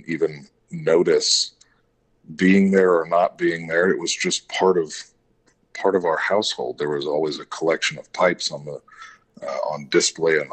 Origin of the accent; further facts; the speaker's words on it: San Antonio, Texas, United States; also born or lived in Kerrville, Texas; I was born and raised in San Antonio